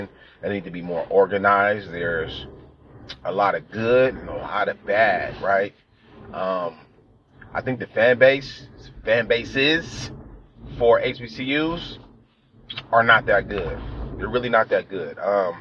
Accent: California, United States; I'm from California

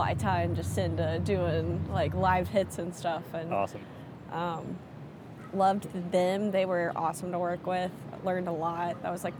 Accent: Virginia, United States; moved away as an adult; now in Charlotte, United States; I'm from Virginia.

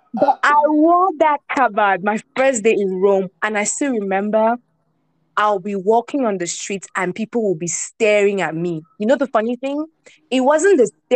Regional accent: Cameroon; I grew up in Cameroon

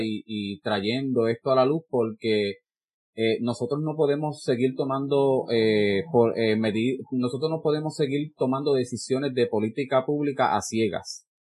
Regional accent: Peñuelas, Puerto Rico; yo soy de Peñuela

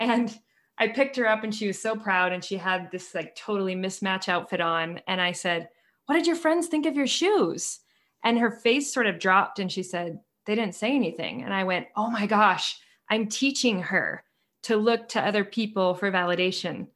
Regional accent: Seattle, Washington, United States; now in Utah, United States; I grew up in Seattle

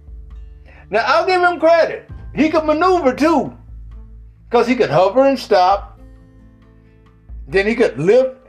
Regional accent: the South, United States; I'm from the South.

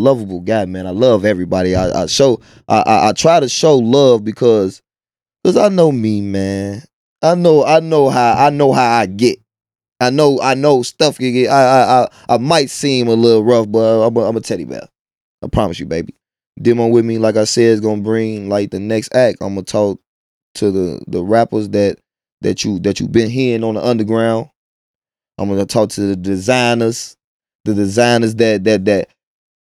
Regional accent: Chicago, Illinois, United States; also born or lived in Midlothian, Illinois; I'm from Inglewood.

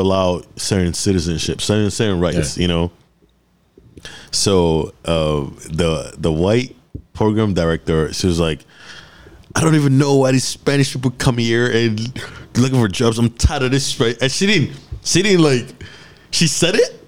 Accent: Nigeria; I'm from Nigeria and we have tribes

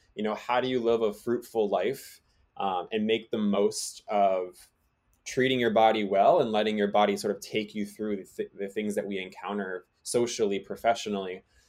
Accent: Massachusetts, United States; growing up in Massachusetts

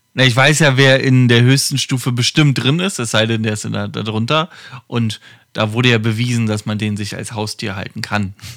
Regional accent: Germany; bei uns in Deutschland

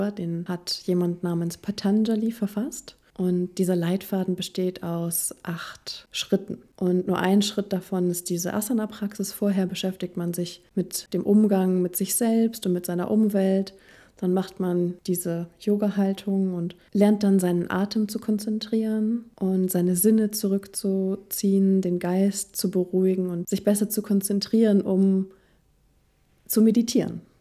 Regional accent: Germany

